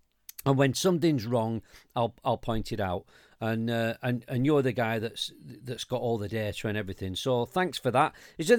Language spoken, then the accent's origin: English; United Kingdom; We can do this because we're British.